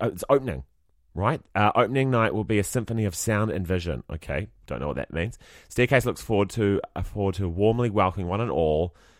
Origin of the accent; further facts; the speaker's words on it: New Zealand; oh, we're from New Zealand.